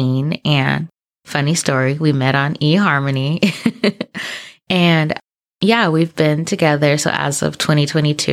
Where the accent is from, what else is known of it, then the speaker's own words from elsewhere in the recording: Southern California, United States; also born or lived in San Diego; I'm from Southern California